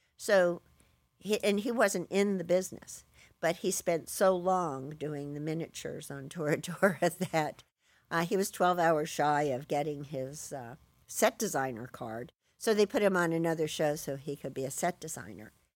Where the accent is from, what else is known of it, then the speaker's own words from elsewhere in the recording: Bristol, South West England, United Kingdom; moved away; also born or lived in California; I was born in Bristol